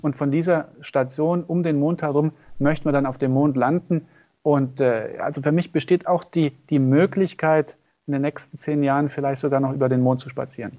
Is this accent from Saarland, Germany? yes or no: yes; Gronig, Saarland, Germany; ich komme aus dem Dorf Gronich